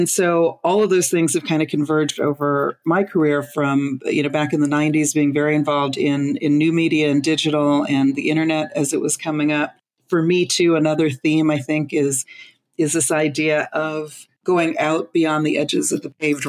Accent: Los Angeles, California, United States; I'm from Los Angeles

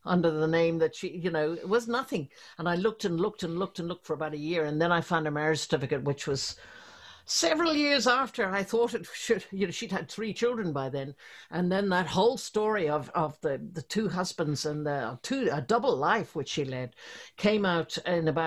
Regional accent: Ireland; also born or lived in London / Belgium; now in Dublin, Ireland; at heart, I'm an Irish girl.

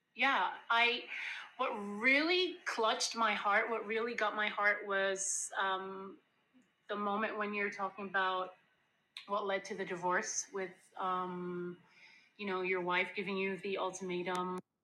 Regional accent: Jamaica; so I grew up in Jamaica

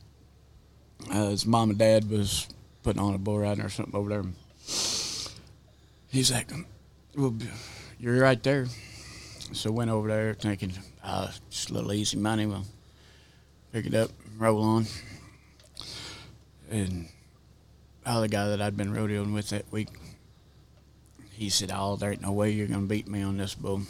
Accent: Missouri, United States; moved away as an adult; also born or lived in Midwest; I grew up in Missouri, 18, so I was done with high school

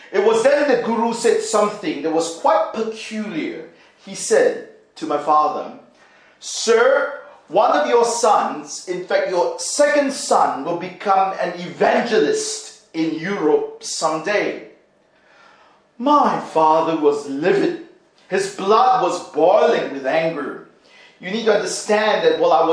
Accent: Singapore; When I was growing up in Singapore, my dad was working at a pet shop

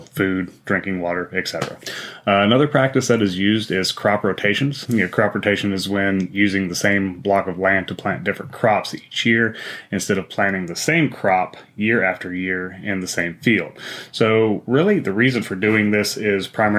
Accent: Wyoming, United States; I grew up in Wyoming

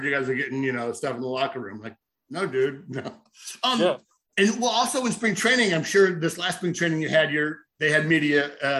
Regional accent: San Diego, California, United States; so I'm from San Diego, but my brother and my dad live out outside of Nashville

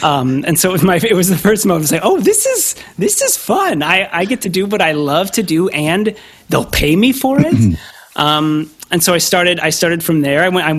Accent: Kansas, United States; I was growing up in Kansas, and so they weren't making movies next door. There was nothing happening locally.

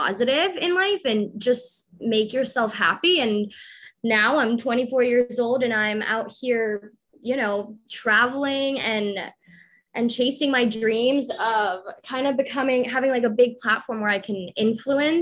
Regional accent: Colombia; I was born in Colombia.

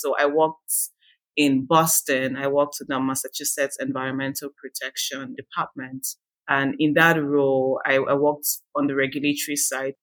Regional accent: Nigeria; now in California, United States; I am originally from Nigeria

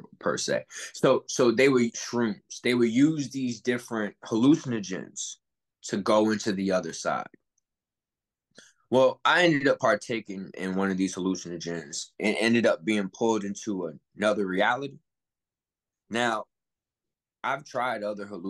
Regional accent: New Haven, Connecticut, United States; coming from New Haven, Connecticut, there's a lot of occult things just embedded in our city

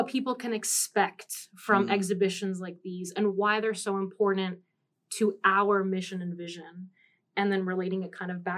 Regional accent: United States; also born or lived in Nicaragua; I'm both Nicaraguan and I'm American

